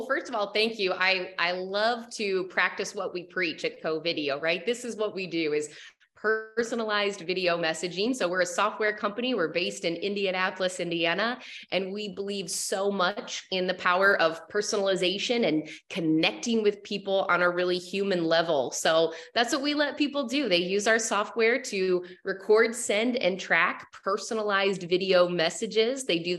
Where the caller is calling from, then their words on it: Costa Rica; I'm calling from Costa Rica, so I am joining you in the beautiful weather downhill here in Central America.